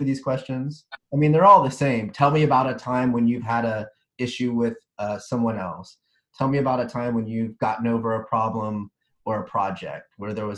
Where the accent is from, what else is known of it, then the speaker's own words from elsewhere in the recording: Dallas, Texas, United States; moved away; I'm from Dallas originally